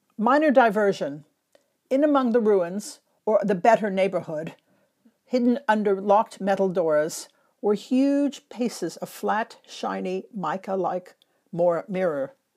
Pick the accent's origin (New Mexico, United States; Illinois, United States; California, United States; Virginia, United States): California, United States; Los Angeles; now in London, United Kingdom; one in Los Angeles, my hometown